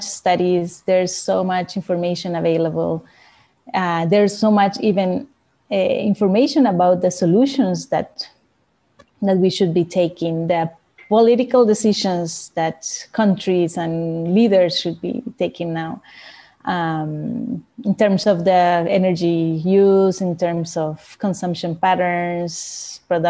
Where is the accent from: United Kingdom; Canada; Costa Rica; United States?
Costa Rica; I'm from Costa Rica, living in Costa Rica as well right now.